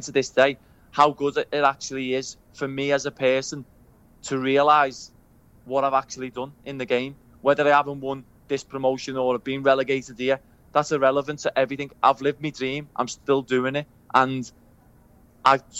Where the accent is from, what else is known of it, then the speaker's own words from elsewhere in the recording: Liverpool, North West England, United Kingdom; accent: Scouse; I grew up on Breck Road